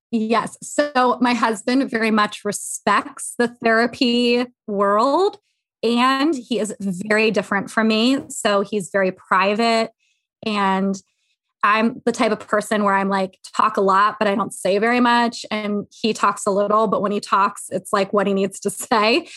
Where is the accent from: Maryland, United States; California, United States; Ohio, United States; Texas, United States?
Maryland, United States; Havre de Grace; now in Philadelphia suburbs, United States; I am from Havre Grace, Maryland, but I live in the suburbs of Philly now